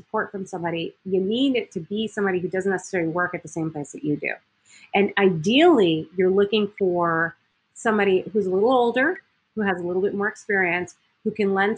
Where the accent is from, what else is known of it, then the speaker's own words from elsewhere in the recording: Miami, Florida, United States; moved away as an adult; also born or lived in Eau Claire, Wisconsin / Green Bay, Wisconsin; I was from Miami, Florida